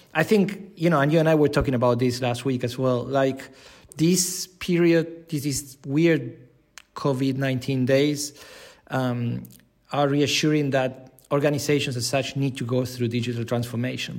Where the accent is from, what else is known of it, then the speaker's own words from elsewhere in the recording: Buenos Aires, Argentina; moved away as an adult; now in Switzerland; I'm originally from Argentina, Buenos Aires.